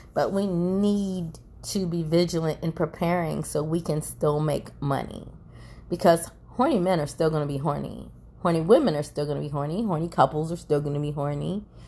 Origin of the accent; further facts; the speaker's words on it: United States; I'm an American